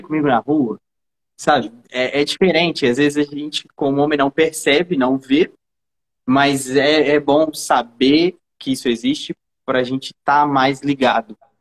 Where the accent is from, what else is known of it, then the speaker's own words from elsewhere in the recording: Brazil; eu sou brasileiro